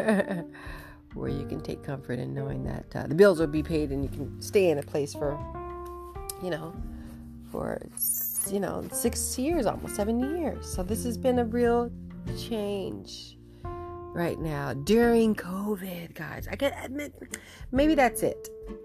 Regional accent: United States; moved away as an adult; now in Vancouver, Canada; I'm originally from America

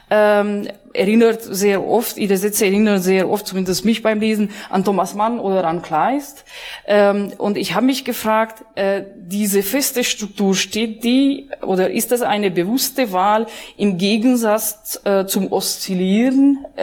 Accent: Hungary; ähm, ich bin Ungarin, wie Sie meinen Namen entnehmen konnten.

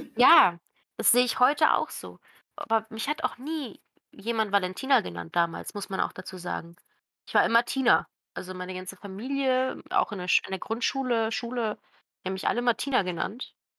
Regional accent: Croatia; moved away; meiner Heimat

